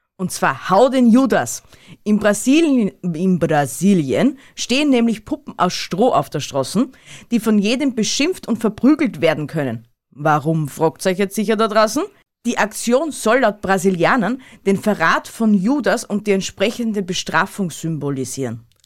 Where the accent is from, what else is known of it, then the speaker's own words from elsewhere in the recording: Tyrol, Austria; bei uns in Tirol